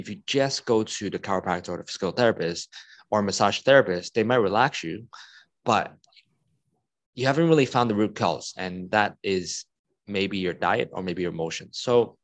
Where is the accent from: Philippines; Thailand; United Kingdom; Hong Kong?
Hong Kong; I'm from Hong Kong and I live in Hong Kong.